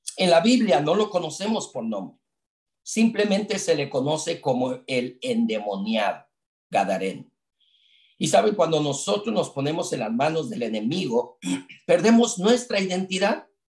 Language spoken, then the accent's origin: Spanish; Mexico City, Mexico; crecimos juntos en la iglesia, en la Ciudad de México. Yo soy de la Ciudad de México